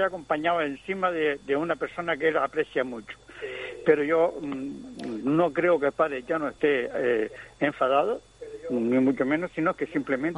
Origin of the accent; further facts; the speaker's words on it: La Solana, Canary Islands, Spain; also born or lived in La Atalaya, Santa Brígida; nacimos juntos, prácticamente en la Solana